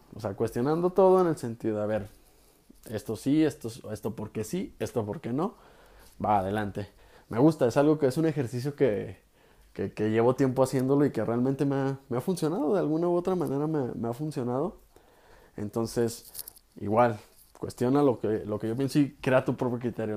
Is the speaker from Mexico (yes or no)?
yes; Guadalajara, Jalisco, Mexico; soy de Guadalajara, Jalisco